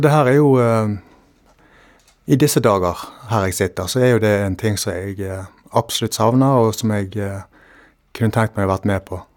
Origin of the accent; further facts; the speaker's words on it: Valestrand, Vestland, Norway; hjemme på Valestrand